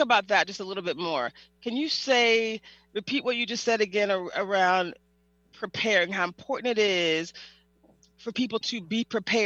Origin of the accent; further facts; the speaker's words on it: the South, United States; I'm from the South